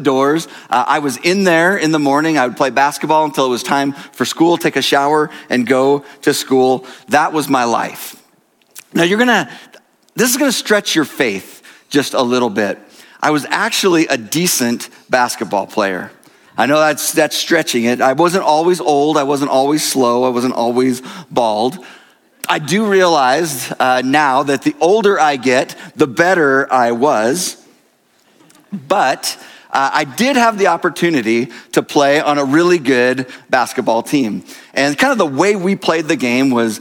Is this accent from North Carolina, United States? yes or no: no; Shepherd, Montana, United States; I did grow up in a little town outside of Billings called Shepherd Montana.